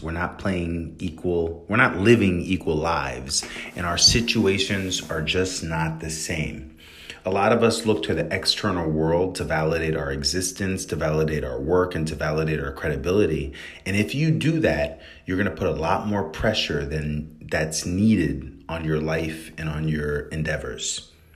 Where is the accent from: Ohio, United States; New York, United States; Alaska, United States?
New York, United States; where I'm from in New York is a really elite place